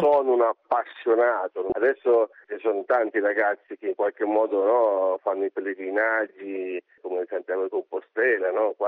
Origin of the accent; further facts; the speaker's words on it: Corinaldo, Marche, Italy; impegno nei confronti del mio paese nell'ambito dell'associazione